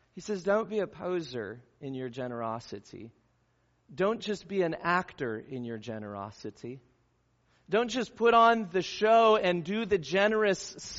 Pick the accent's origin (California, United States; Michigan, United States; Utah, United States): California, United States; Southern; where I grew up in Southern California